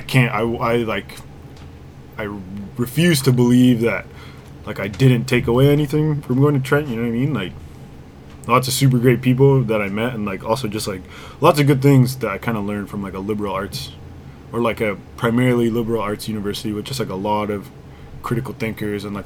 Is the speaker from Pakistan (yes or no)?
no; Durham Region, Ontario, Canada; also born or lived in Ajax, Ontario / Pickering, Ontario; I grew up in Durham, like Ajax, and then Pickering